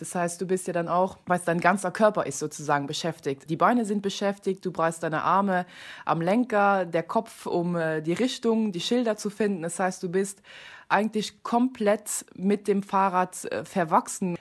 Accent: Luxembourg; ich bin, wie gesagt, Luxemburgerin

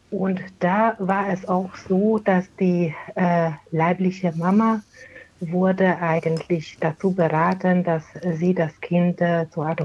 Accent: Hungary; Äh, die kommen aus Ungarn. Wir sind gebürtige Ungarn

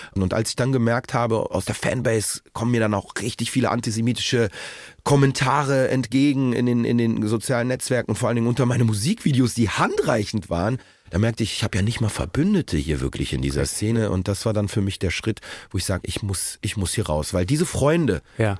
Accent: Berlin, Germany; Currywurst als Berliner

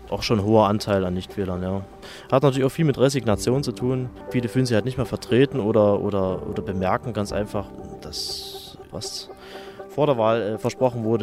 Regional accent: Dresden, Saxony, Germany; bin 32 äh, Jahre alt, gebürtig aus Dresden, bin Geschäftsführer einer Handels GmbH

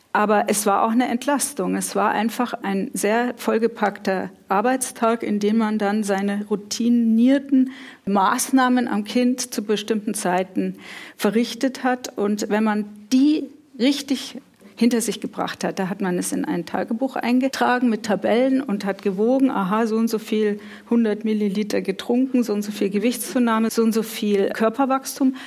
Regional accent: Munich, Bavaria, Germany; in München, wo ich aufgewachsen bin

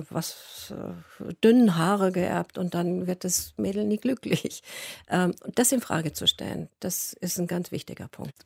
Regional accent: Munich, Bavaria, Germany; moved away; ich bin ja aus München und bin von München weiter weggegangen

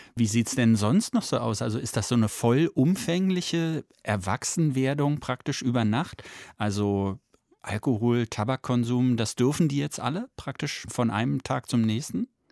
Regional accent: Germany; Bei uns in Deutschland

